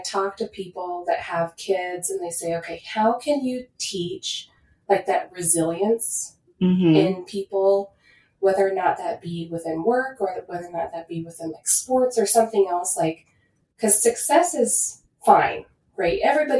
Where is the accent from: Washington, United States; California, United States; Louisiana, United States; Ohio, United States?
Washington, United States; I mean, I'm from Washington originally